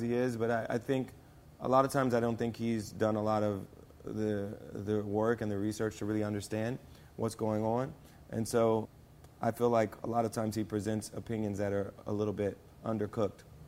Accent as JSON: {"language": "English", "town": "Springfield", "region": "Ohio", "country": "United States", "tie": "born or raised there", "moved": "yes", "lives_now": "Hollywood, United States", "said": "I grew up in Springfield, Ohio"}